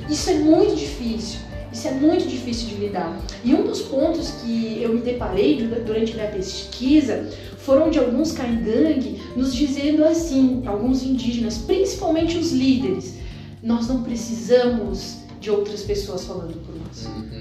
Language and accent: Portuguese; Muçum, Rio Grande do Sul, Brazil; eu venho de uma, uma pequena cidade do Vale do Taquari, de 5 mil habitantes, eh, crescida em família tipicamente descendente de italiano